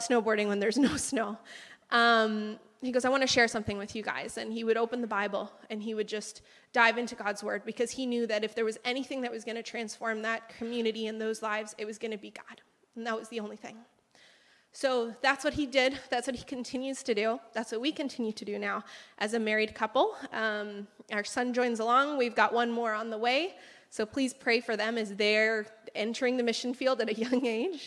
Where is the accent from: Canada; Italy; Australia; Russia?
Canada; moved away as an adult; now in Peru; I was born and raised here in Canada, as you can tell by my accent, or lack thereof